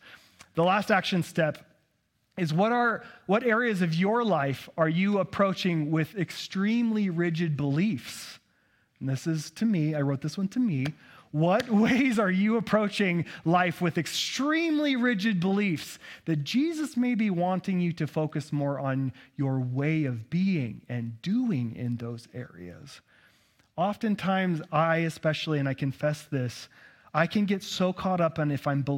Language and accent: English; Texas, United States; accent: Texas; Texans don't have a problem interpreting text like this, but all you Northwesterners do, because my Texas accent's pretty good, right?